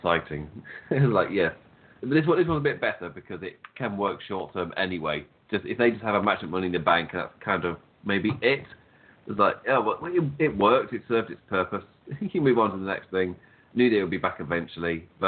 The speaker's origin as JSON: {"language": "English", "region": "England", "country": "United Kingdom", "said": "we're both English"}